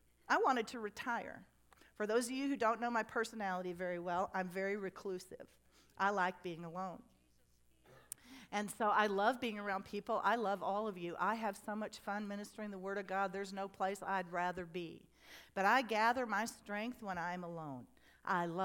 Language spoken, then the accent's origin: English; United States; I grew up on the Mississippi River